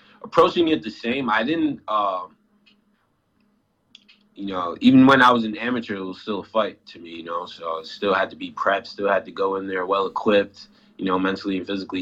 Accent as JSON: {"language": "English", "region": "Rhode Island", "country": "United States", "tie": "born or raised there", "said": "my home state"}